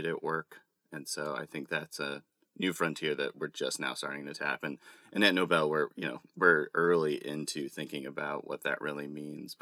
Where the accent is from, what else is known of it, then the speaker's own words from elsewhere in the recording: Texas, United States; I'm a guy from Texas